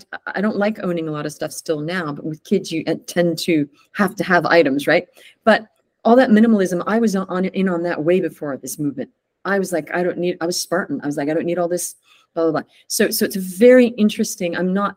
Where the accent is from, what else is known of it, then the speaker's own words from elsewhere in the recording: United States; born there; So I moved back to the States. I was born